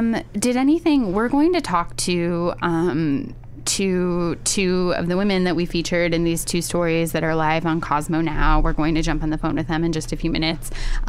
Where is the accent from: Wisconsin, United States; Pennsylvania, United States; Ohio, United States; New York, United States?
Ohio, United States; My home state.